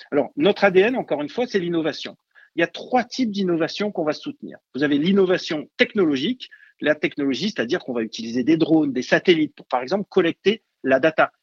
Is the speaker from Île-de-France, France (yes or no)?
no; Marseille, Provence-Alpes-Côte d'Azur, France; je suis marseillais d'origine donc au bord de l'eau